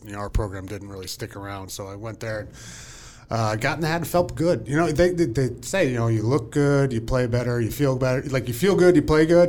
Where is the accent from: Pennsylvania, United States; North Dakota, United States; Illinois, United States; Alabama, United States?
Pennsylvania, United States; Whitehall; I grew up in Whitehall, Pennsylvania